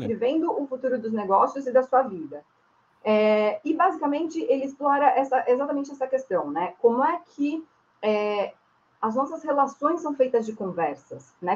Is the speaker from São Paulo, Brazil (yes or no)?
yes; São Bernardo do Campo, São Paulo, Brazil; sou nascida e criada em São Bernardo